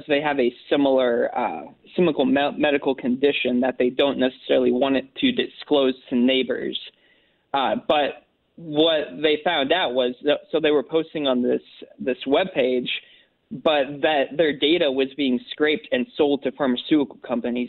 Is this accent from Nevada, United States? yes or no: no; Carbondale, Illinois, United States; I grew up in Carbondale.